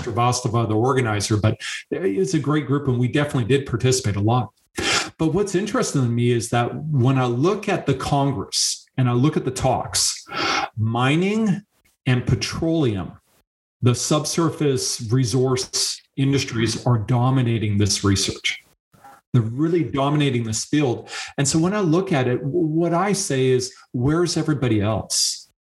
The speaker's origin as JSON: {"language": "English", "country": "Canada", "tie": "born or raised there", "said": "being a Canadian"}